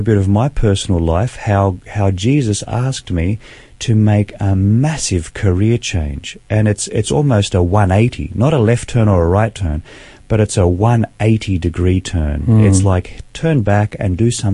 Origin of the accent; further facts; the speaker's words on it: Sydney, New South Wales, Australia; I was born in Sydney, grew up in a beautiful Christian home